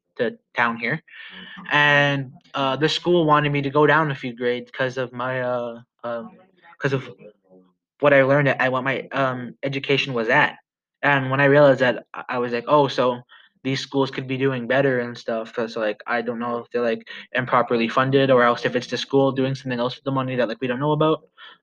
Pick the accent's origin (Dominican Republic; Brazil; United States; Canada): Canada; I am from Musketeer First Nation